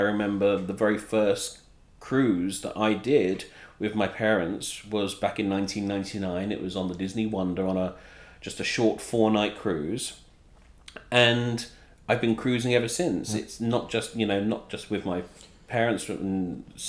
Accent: England, United Kingdom; moved away; We didn't have like the Mickey Mouse Club in the UK

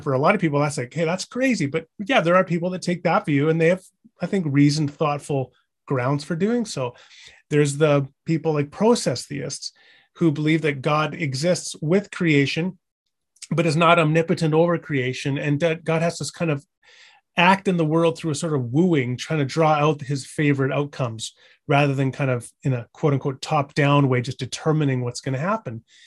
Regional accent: British Columbia, Canada; now in Edmonton, Canada; I'm not originally from Alberta, I'm from British Columbia

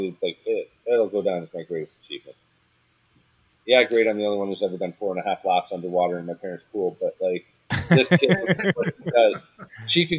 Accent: Canada; I'm Canadian up here, right?

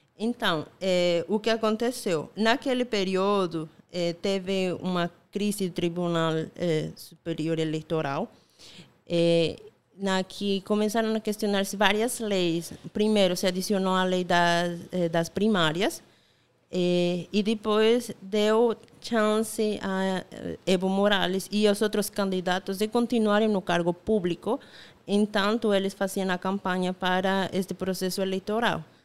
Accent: Bolivia; Portuguese is a second language; moved away as an adult; also born or lived in La Paz, Bolivia; now in Paraíba, Brazil; eu sou boliviana

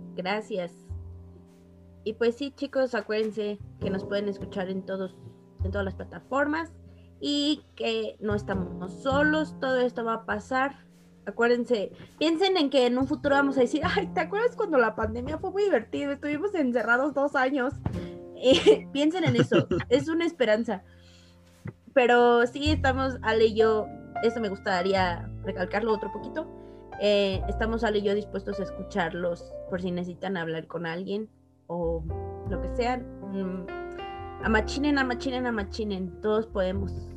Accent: Mexico; como mexicanos

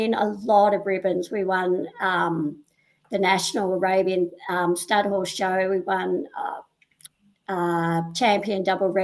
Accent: Sydney, New South Wales, Australia; I'm originally from the Northern Beaches in Sydney, down at Avalon. Grew up there, one of four kids

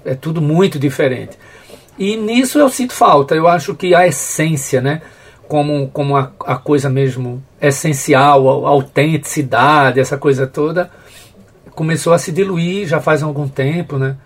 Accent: Carpina, Pernambuco, Brazil; eu não sou de Carpina do centro, eu sou de Carpina Dentro do canavial, um, um distrito chamado Açudinho

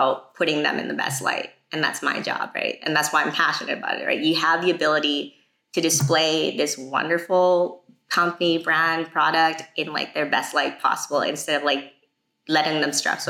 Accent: Canada; I'm from Canada

